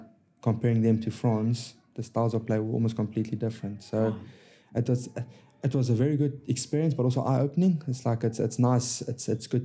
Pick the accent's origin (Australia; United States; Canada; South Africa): South Africa; moved away as an adult; now in England; growing up in South Africa